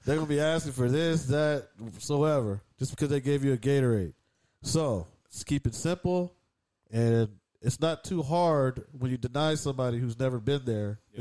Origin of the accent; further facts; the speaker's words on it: Southern California, United States; We're from Cali, SoCal.